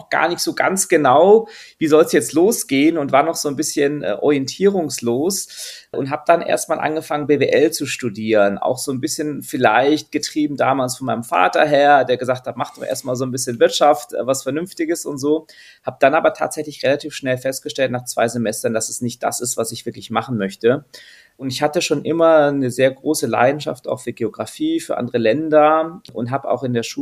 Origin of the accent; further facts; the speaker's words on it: Austria; born there; also meine Mama ist Französin, mein Papa ist Deutscher, ich bin in Österreich geboren